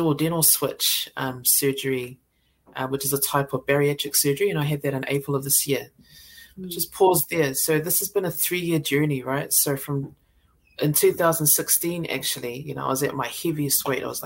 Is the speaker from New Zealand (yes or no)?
yes; New Zealand; also born or lived in Samoa (ancestry); I was born here, but my family are from Samoa. So it's how I choose to identify myself. I'm a Samoan New Zealander.